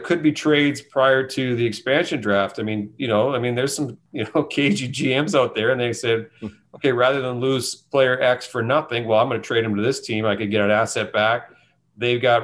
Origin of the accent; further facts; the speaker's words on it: Thunder Bay, Ontario, Canada; moved away; I'm originally from Thunder Bay